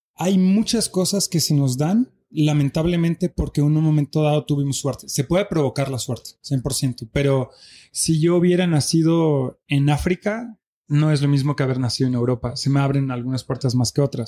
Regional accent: Belgium; first language French; Spanish is a second language; moved away as an adult; now in Mexico City, Mexico; Mi mamá es mexicana, nací en Bélgica, me crié allá

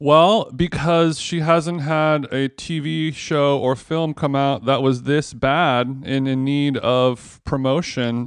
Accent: Los Angeles, California, United States; my hometown

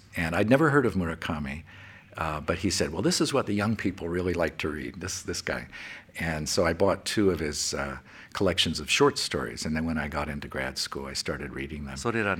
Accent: West Point, New York, United States; also born or lived in California; I was born in California, but mainly grew up at West Point in the military academy. My father taught there.

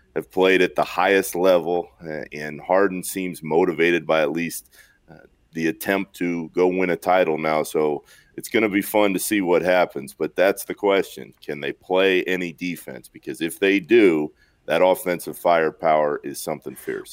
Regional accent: Orlando, Florida, United States; I grew up in Orlando

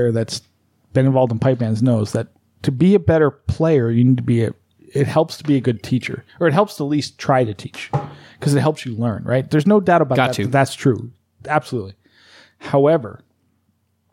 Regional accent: East Coast, United States; now in Las Vegas, United States; I'm from the East Coast.

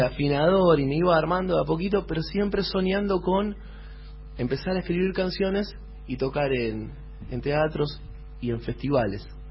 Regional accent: Avellaneda, Buenos Aires Province, Argentina; yo soy de Avellaneda

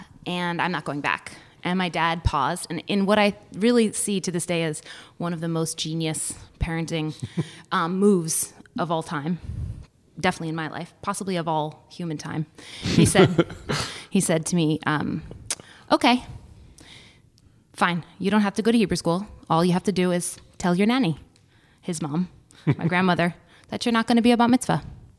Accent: Berkeley, California, United States; So I was raised in Berkeley, California, and where I attended Temple Beth El.

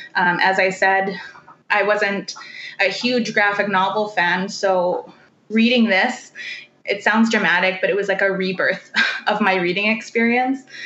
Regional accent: Lake Manitoba First Nation, Canada; I come from Lake Manitoba First Nation in Manitoba

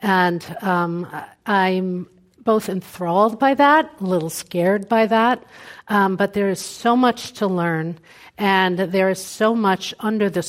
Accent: New York City, New York, United States; I'm from Brooklyn, New York. You can tell by how I use my hands.

